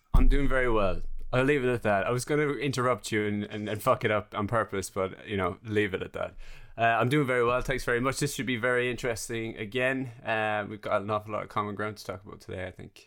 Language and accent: English; Ireland; moved away; I'm Irish